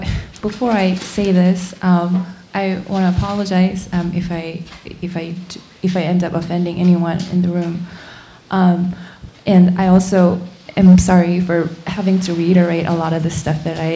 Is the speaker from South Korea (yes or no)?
yes; South Korea; Having come from South Korea, I am deeply concerned for the safety of my home country.